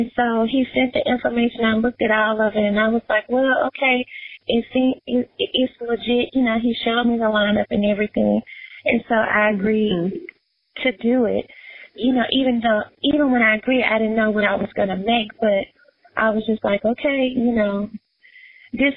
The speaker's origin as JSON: {"language": "English", "town": "Memphis", "region": "Tennessee", "country": "United States", "tie": "born or raised there", "said": "Memphis is my hometown"}